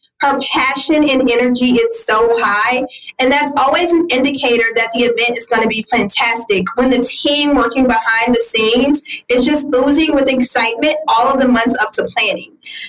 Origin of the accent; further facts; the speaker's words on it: Louisiana, United States; y'all know I'm from Louisiana